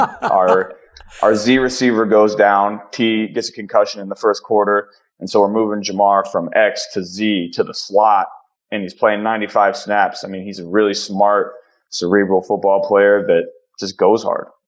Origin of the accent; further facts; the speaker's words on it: Ohio, United States; I'm from Ohio